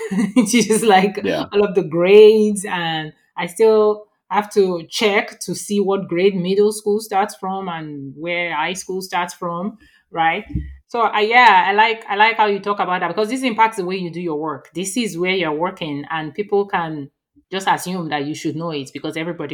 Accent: Nigeria; moved away as an adult; now in Texas, United States; I moved from Nigeria to Texas and the accent was just so different, you know, from...

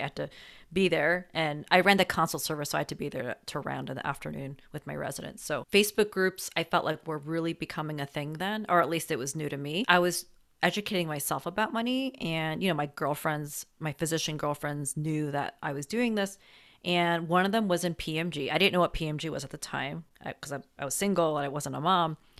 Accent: New Jersey, United States; also born or lived in New York City; I'm from New Jersey

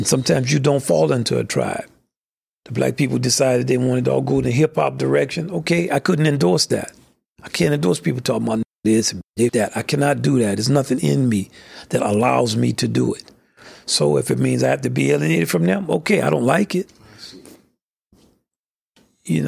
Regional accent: the South, United States; I'm from the South. I grew up in segregation.

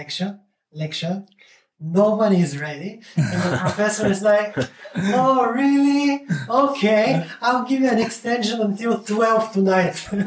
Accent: Burgas, Burgas Province, Bulgaria; moved away as an adult; also born or lived in Bremen, Germany; I graduated from the famous math school in Burgas

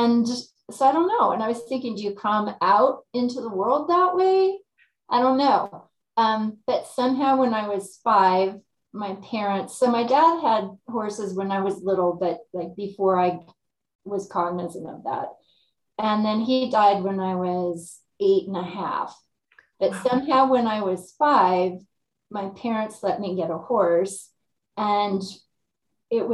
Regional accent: California implied, United States; moved away as an adult; also born or lived in Davis, California; now in Lake County, California, United States; moved back to my hometown, which is rural

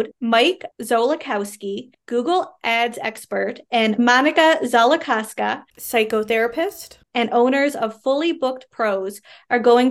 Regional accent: Canada; I am a Canadian social worker

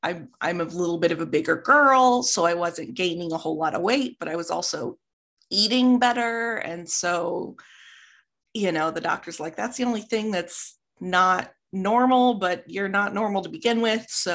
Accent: Midwest, United States; I'm from the Midwest.

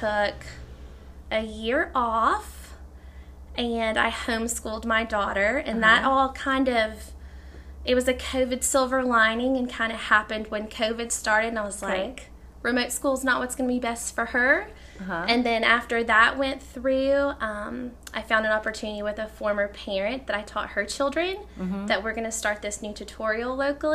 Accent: East Tennessee, United States; now in Thompson Station, United States; I am from East Tennessee. I'm not a Nashville native

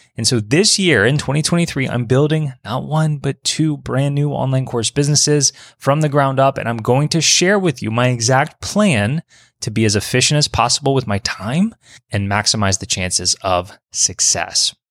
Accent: Baton Rouge, Louisiana, United States; my hometown of Baton Rouge

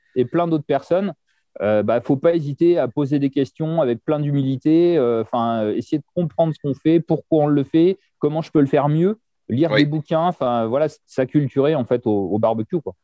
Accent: France; chez nous en France

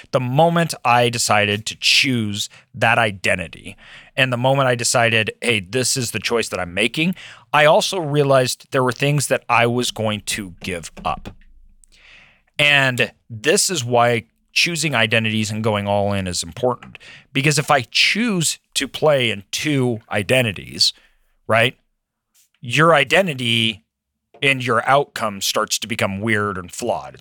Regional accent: Idaho, United States; also born or lived in Brazil; I was raised in Idaho.

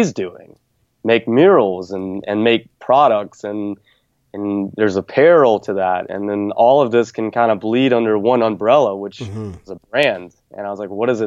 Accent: the South, United States; growing up in the South

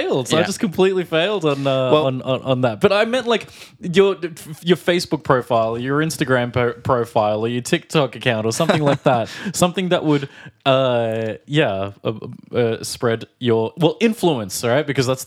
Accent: Australia; now in Prague, Czech Republic; from Australia.

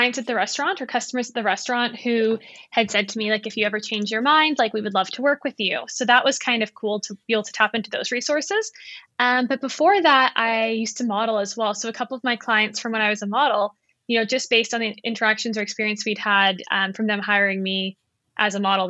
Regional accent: South Africa; also born or lived in Canada; now in Vancouver, Canada; And I live in Vancouver with my husband and my dog. So I'm originally from South Africa, but I kind of lived between Canada and South Africa when I was growing up.

